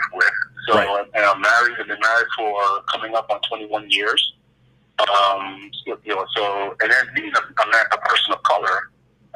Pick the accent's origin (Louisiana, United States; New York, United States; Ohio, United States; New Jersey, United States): New York, United States; moved away as an adult; also born or lived in Guyana / Brooklyn, New York; now in Southern California, United States; I was raised in New York